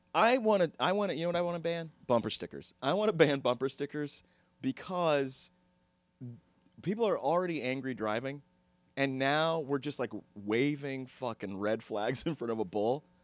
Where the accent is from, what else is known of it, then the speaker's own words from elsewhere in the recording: Texas, United States; I'm from Texas